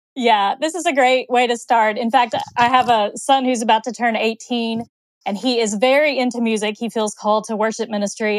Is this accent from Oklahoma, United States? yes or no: yes; Oklahoma, United States; I grew up in Oklahoma